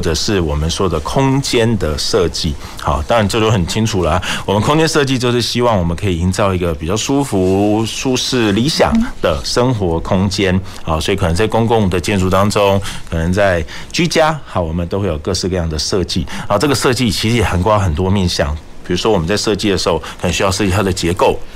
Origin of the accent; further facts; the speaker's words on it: Kaohsiung, Taiwan; 我们高雄人真的对于这个港口，我们有不同的需求